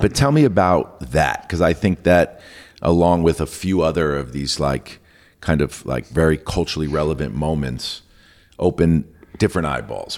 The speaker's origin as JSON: {"language": "English", "town": "New York City", "region": "New York", "country": "United States", "tie": "born or raised there", "said": "growing up in New York City"}